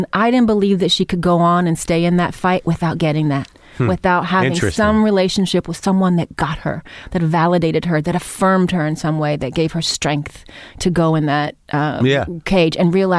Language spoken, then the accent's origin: English; Cleveland, Ohio, United States; I grew up in Cleveland, Ohio, in the inner city when I was young with a white mother, black father.